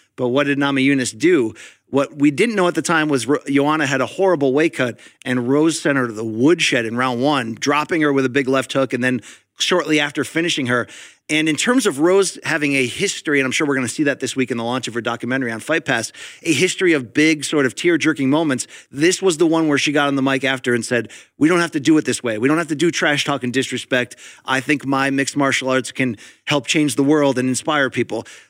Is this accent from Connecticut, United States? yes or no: yes; Connecticut, United States; I grew up in Connecticut, factory town